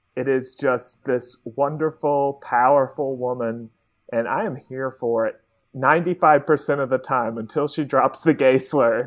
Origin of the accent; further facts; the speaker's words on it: Mississippi, United States; I'm from Mississippi